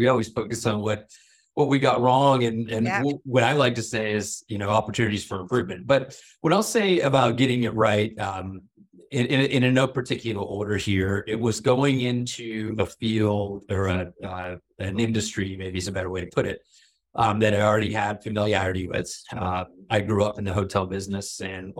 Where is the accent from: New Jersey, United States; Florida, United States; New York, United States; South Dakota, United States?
Florida, United States; also born or lived in Toronto, Canada; I was born in Toronto. We moved to Florida when I was, in kindergarten, not even kindergarten, like pre-K